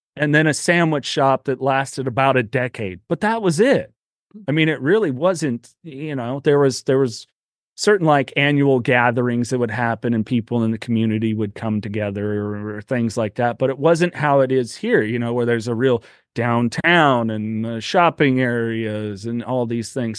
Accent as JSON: {"language": "English", "town": "Aromas", "region": "California", "country": "United States", "tie": "born or raised there", "also_born_or_lived": "Salinas, California", "said": "I was born in Salinas, California, so right next to a lettuce field. That's that's really where I grew up in a little town called Aromas, right near Watsonville, California"}